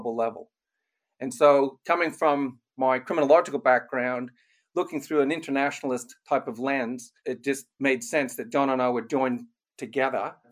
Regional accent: Canada; moved away as an adult; also born or lived in Germany; now in Australia; I was born in Germany. We both grew up in Canada, and we've spent most of our lives in Australia.

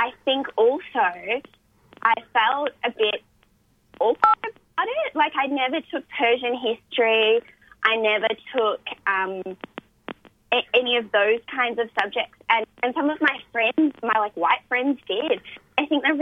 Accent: country Victoria, Australia; I grew up in country Victoria

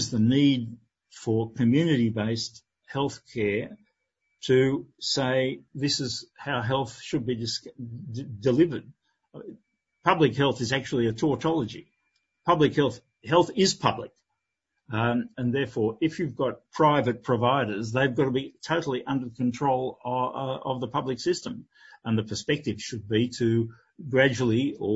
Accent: Australia; now in Spain; being an Australian in Spain

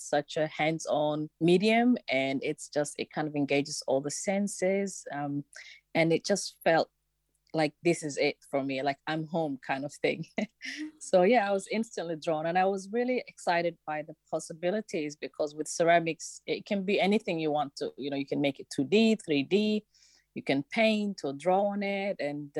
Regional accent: Somalia; born there; moved away; I was born in Somalia, but I came in here as in 1993 as a refugee.

